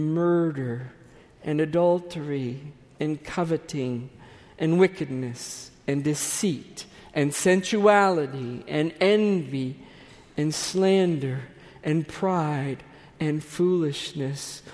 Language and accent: English; United States; we, being these American Gentiles